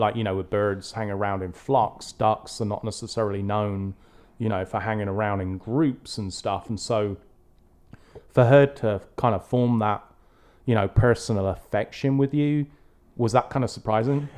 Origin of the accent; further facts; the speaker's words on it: England, United Kingdom; growing up in England